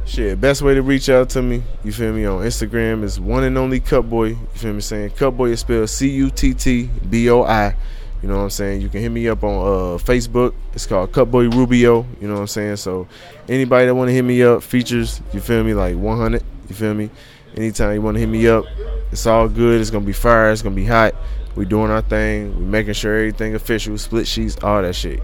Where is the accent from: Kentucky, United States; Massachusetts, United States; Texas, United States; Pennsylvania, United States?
Kentucky, United States; Covington; also born or lived in Joliet, Illinois; now in Cincinnati, United States; I always rep Covington because that's where I grew up